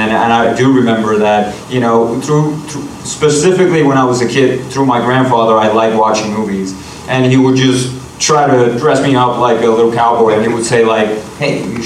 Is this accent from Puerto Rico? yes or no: yes; Puerto Rico; moved away; I'm from Puerto Rico